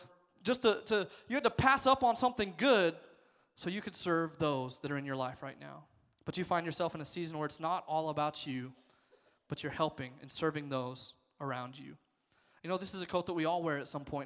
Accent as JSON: {"language": "English", "region": "Nebraska", "country": "United States", "tie": "born or raised there", "said": "I was born there. I was raised in Nebraska"}